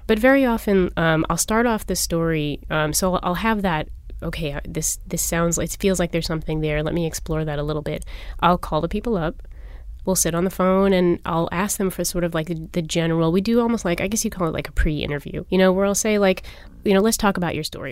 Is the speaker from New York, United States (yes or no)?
yes; New York, United States; moved away as an adult; now in Philadelphia, United States; I'm actually a New York native